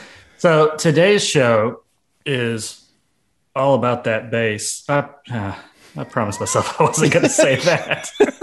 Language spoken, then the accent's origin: English; the Deep South, United States; I'm the guy from the South.